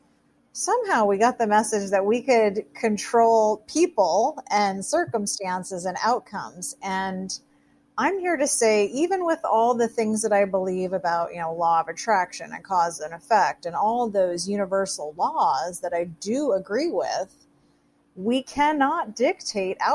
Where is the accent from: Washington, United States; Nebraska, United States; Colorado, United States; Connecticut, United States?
Washington, United States; Seattle; I grew up in the Seattle area.